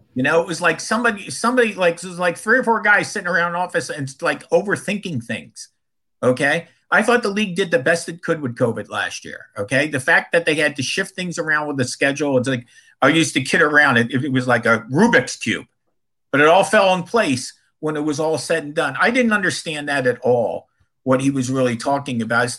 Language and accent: English; Philadelphia, Pennsylvania, United States; moved away; in Philadelphia, which is my hometown